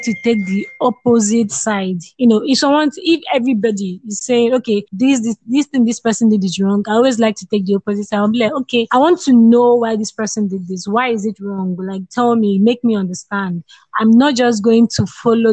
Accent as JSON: {"language": "English", "country": "Nigeria", "said": "I'm a Nigerian"}